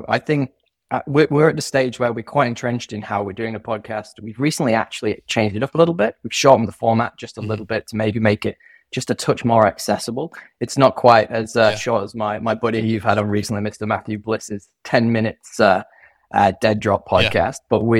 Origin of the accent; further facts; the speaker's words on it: United Kingdom; now in Sydney, Australia; our USP is that I'm a Brit and he's an American and we both live in Sydney.